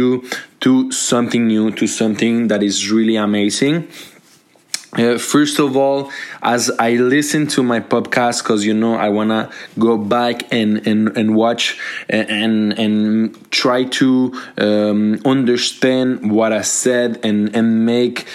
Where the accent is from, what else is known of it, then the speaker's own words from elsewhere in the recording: Colombia; now in Montreal, Canada; I'm from Colombia. I'm a Colombian immigrant